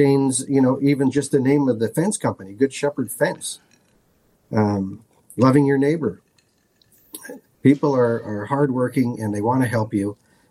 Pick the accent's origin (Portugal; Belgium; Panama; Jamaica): Portugal; Lisbon; as being firstborn son in, you know, I was born in Lisbon, Portugal.